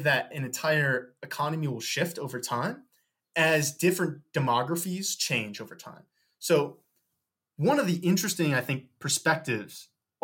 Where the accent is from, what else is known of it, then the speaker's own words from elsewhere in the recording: St. Louis, Missouri, United States; I'm from St. Louis, Missouri